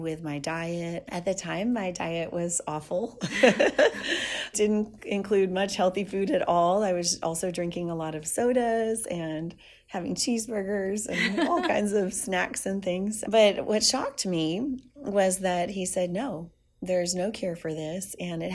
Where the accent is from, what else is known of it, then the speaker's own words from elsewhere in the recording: South Louisiana, United States; I'm Cajun from South Louisiana